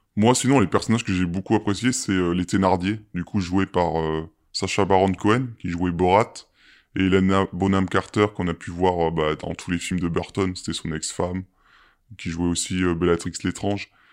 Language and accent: French; France; chez nous en France